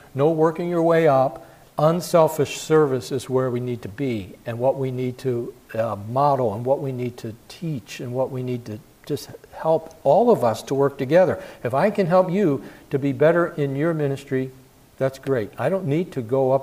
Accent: Philadelphia, Pennsylvania, United States; I grew up in Philadelphia

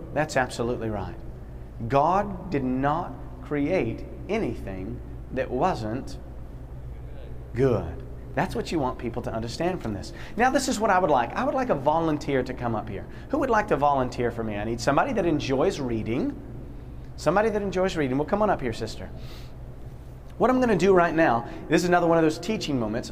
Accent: Poughkeepsie, New York, United States; I'm from Poughkeepsie, New York

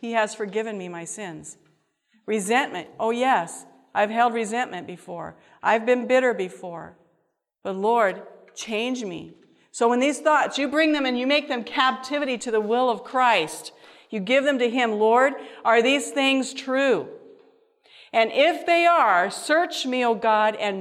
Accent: Washington, United States; we're from Washington, the West Coast

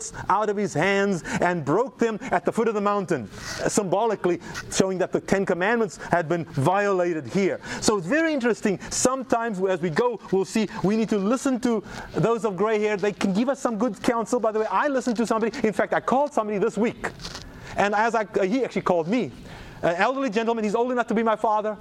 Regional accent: South Africa; now in United States; it's my home country

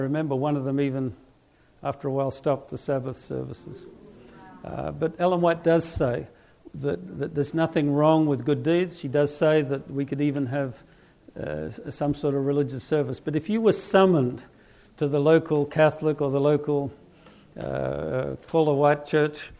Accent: Australia; moved away; I'm from Australia

